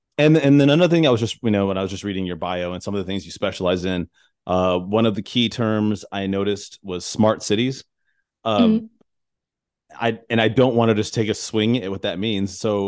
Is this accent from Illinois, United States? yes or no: no; Tucson, Arizona, United States; born there; So I was born in Tucson, Arizona, and I still have family out there, and I still visit.